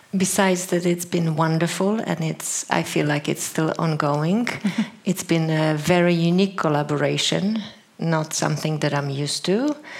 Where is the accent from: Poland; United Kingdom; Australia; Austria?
Poland; I come from Poland.